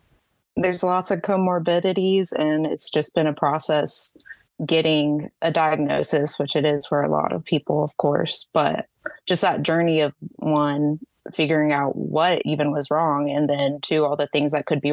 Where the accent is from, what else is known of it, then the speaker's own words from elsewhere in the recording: Jacksonville, Florida, United States; also born or lived in Texas; Yes, I'm in Jacksonville, Florida, up northeast.